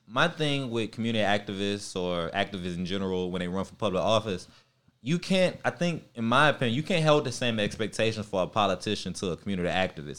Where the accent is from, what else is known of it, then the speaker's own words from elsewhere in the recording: Baton Rouge, Louisiana, United States; I'm from North Baton Rouge